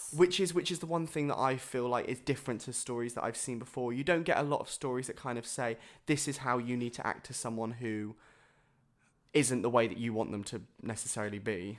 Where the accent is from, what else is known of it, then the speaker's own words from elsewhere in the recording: Bournemouth, South West England, United Kingdom; I was born in Bournemouth